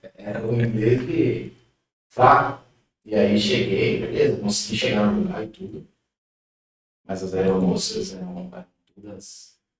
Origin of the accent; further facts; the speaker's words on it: Pirapora, Minas Gerais, Brazil; moved away as an adult; sou aqui de Pirapora, né, cresci aí com o pessoal lá do Industrial, sou lá do bairro Industrial